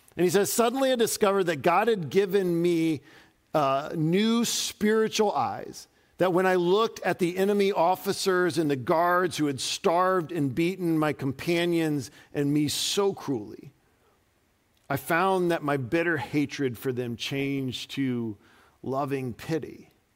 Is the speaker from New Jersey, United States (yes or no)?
no; Dayton, Ohio, United States; moved away; I grew up outside of Dayton, Ohio